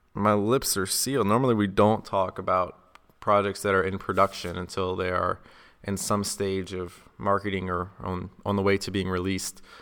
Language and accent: English; South Carolina, United States; now in Las Vegas, United States; I'm from South Carolina, so I'm not used to this cold weather. Right now, I live in Vegas